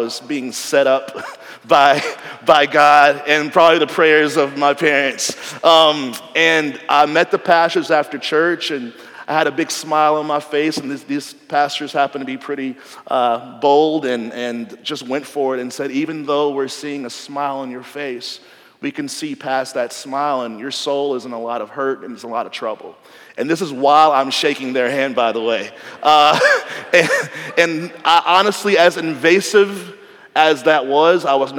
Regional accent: Nashville, Tennessee, United States; moved away as an adult; I grew up in Nashville, went to college in Nashville

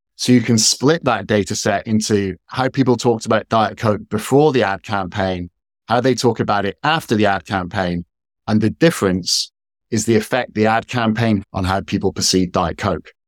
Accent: Scotland, United Kingdom; moved away; also born or lived in Washington, D.C., United States / San Francisco, United States; I'm based in the U K, I'm from Scotland originally

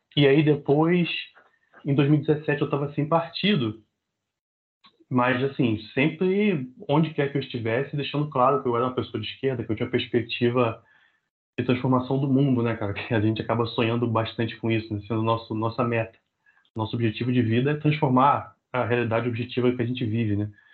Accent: Rio de Janeiro, Brazil; nascido e criado em Realengo, cria da Zona Oeste do Rio de Janeiro

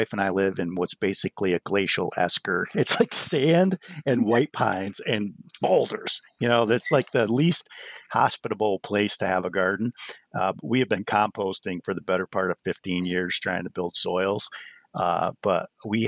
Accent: the Adirondacks, New York, United States; I grew up in a hunting family because I grew up here in the Adirondacks

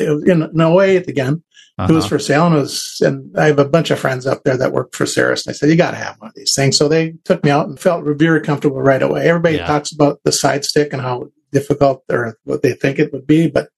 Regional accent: Duluth, Minnesota, United States; also born or lived in Merritt Island, Florida; I'm from Duluth, Minnesota.

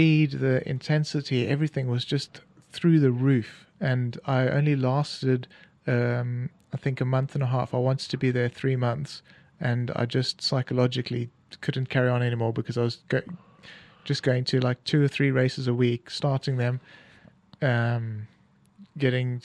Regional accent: South Africa; came back to South Africa

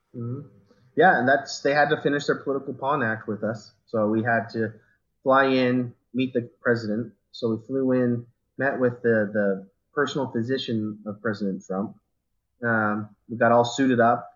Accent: Riverton, Utah, United States; moved away as an adult; now in Tremonton, United States; we moved away from my hometown of Riverton, which is if, if you guys don't know where that's out, it's kind of down by Sandy and Draper area in Salt Lake City.

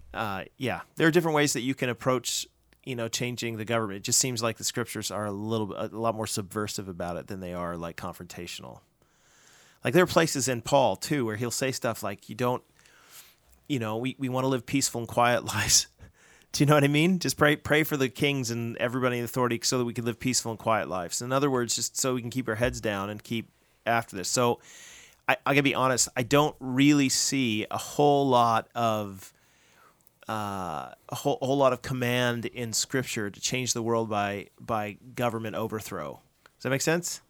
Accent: United States; now in Canada; I'm an American

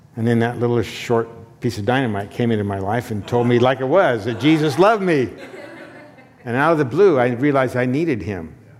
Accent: Condon, Oregon, United States; my hometown Condon

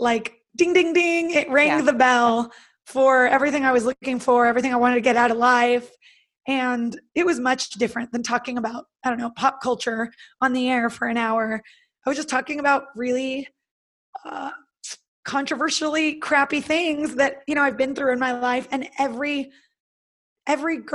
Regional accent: Northern California, United States; I'm from California. So I'm originally from Northern California, and I went to college in Southern California

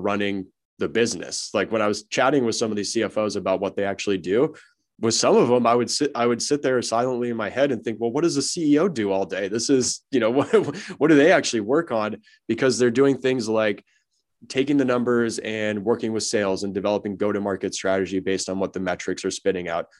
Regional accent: Los Angeles, California, United States; I'm born and raised in Los Angeles and wanted to get back home, so I moved back to L

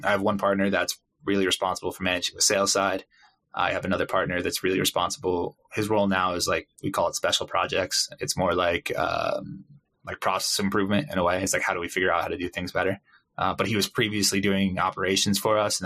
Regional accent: Connecticut, United States; moved away as an adult; now in Playa del Carmen, Mexico; We're from Connecticut in the Northeast

